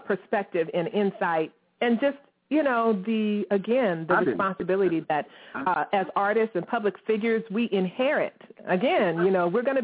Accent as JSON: {"language": "English", "region": "Virginia", "country": "United States", "said": "I'm from Virginia"}